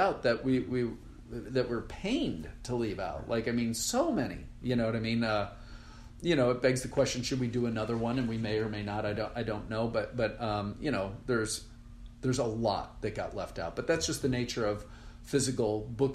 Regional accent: Rochester, New York, United States; moved away; also born or lived in Irvine, California; I grew up in Rochester, New York

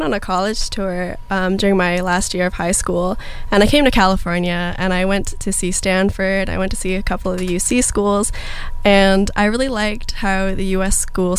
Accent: Toronto, Ontario, Canada; now in United States; I grew up in Toronto, Ontario.

